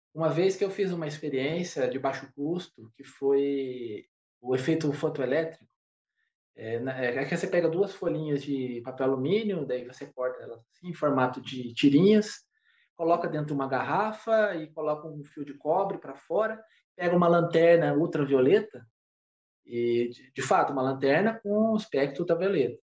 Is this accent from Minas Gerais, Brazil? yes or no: no; Paraibuna, São Paulo, Brazil; moved away as an adult; also born or lived in São José dos Campos / Guaratinguetá; eu nasci em São José, mas eu fui criado em uma cidade vizinha de São José dos Campos chamada Paraibuna